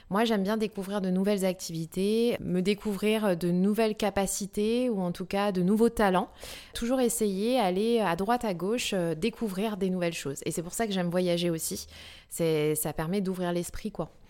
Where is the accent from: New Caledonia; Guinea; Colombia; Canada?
New Caledonia; je suis née en Nouvelle-Calédonie et j'ai vraiment été au contact à la nature très très jeune.